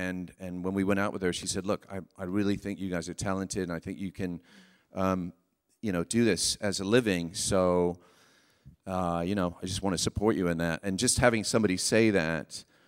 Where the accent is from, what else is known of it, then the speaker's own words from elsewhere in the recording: Weybridge, South East England, United Kingdom; born there; And then, I was born in Weybridge, in Surrey, just southwest of London.